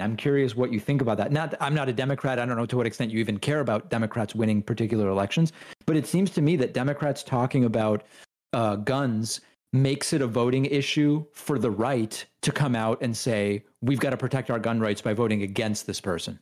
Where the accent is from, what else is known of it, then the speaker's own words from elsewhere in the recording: Argentina; I'm from Argentina